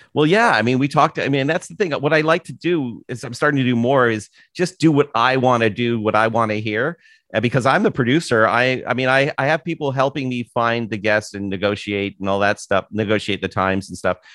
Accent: Toronto, Ontario, Canada; moved away as an adult; also born or lived in San Francisco / Vancouver; now in United States; having never lived anywhere else but Toronto

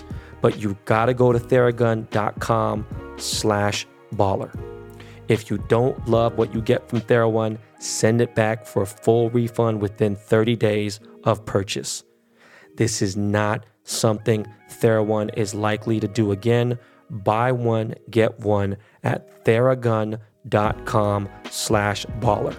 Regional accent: Los Angeles, California, United States; first language Spanish; English is a second language; I was born and raised in Koreatown, but I ran in the West Side

